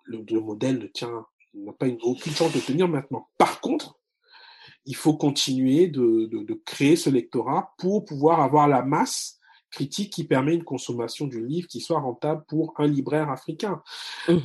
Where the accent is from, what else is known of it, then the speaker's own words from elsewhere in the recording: Republic of the Congo; moved away; also born or lived in France; j'ai grandi au, dans le Congo marxiste